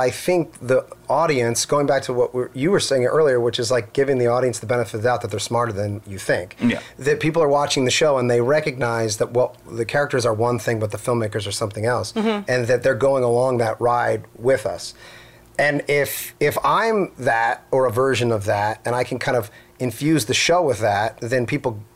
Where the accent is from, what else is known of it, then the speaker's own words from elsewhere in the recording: Philadelphia, Pennsylvania, United States; moved away; also born or lived in New York; I grew up in Philly